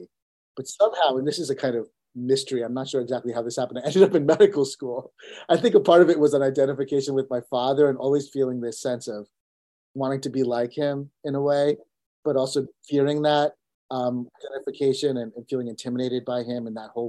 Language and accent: English; United States; also born or lived in India; I was born in India, and I came to America when I was only 2 years old